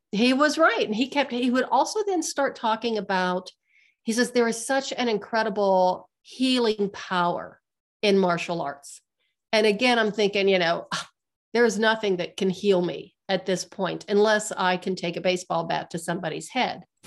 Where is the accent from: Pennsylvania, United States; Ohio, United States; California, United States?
Pennsylvania, United States; Western; now in Colorado, United States; I'm from Western Pennsylvania